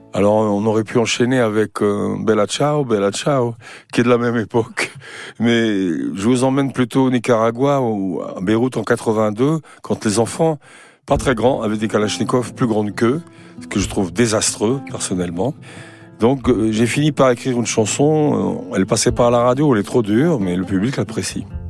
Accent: Saint-Étienne, Auvergne-Rhône-Alpes, France; chez moi à Saint-Étienne

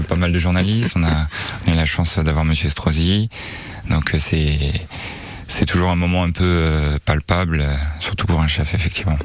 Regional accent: Strasbourg, Grand Est, France; also born or lived in Seine-et-Marne; now in Nice, France; je suis natif de, Strasbourg

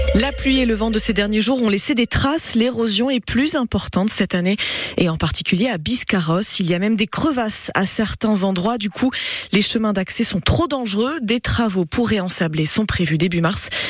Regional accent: Antibes, Provence-Alpes-Côte d'Azur, France; je viens de Antibes 06, donc la Méditerranée

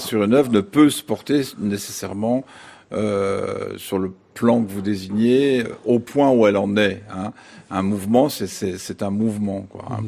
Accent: France; chez nous en France

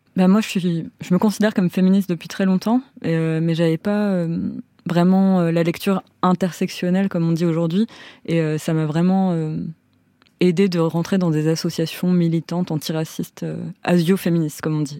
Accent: France; en grandissant en France

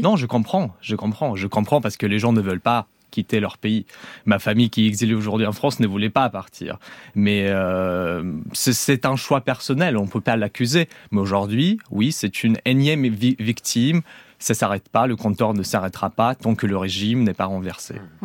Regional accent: Belarus; moved away as an adult; je ne suis pas russe moi-même d'origine. J'ai vécu au Belarus jusqu'à mes 17 ans

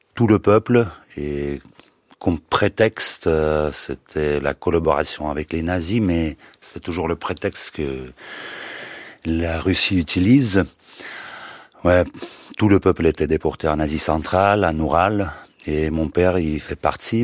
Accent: Crimea, Ukraine; French is a second language; moved away as an adult; je voulais pas rester en Crimée, même si c'est ma terre natale, la terre natale de mes parents

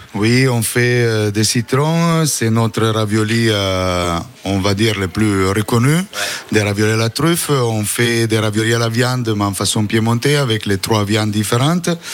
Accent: Italy; French is a second language; moved away; je suis italien

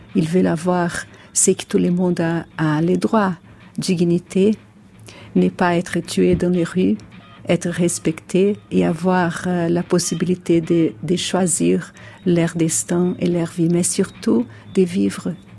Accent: Brazil; French is a second language; je viens du Brésil

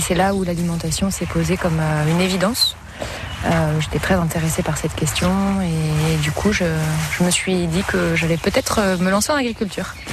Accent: Champagne-Ardenne, Grand Est, France; moved away as an adult; also born or lived in Paris; now in Sarthe, France; je viens de Champagne-Ardenne et d'un milieu professionnel euh, juridique

